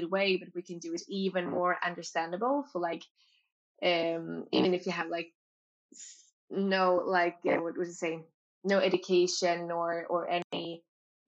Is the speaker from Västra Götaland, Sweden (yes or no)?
yes; Gothenburg, Västra Götaland, Sweden; moved away; I'm from Gothenburg